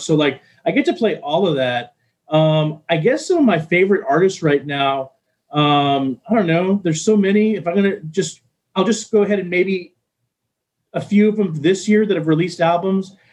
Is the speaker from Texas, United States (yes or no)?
yes; Texas, United States; moved away; I'm originally from Texas